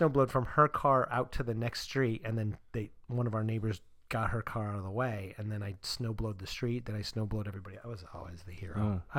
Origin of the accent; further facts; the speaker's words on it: Northeast, United States; moved away; I grew up in the Northeast, so I love it.